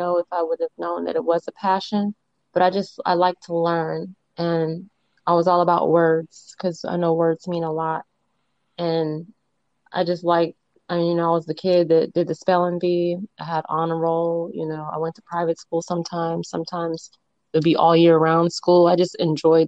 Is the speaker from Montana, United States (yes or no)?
no; Santa Clara, California, United States; now in Florida, United States; I'm from Santa Clara, California, but I currently live in Florida